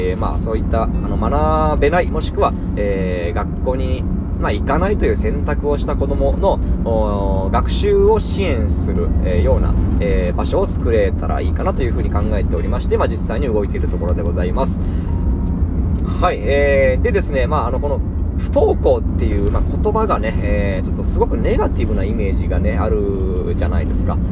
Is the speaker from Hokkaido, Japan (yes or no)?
no; Imabari, Ehime, Japan; 私の地元、今治市、愛媛県今治市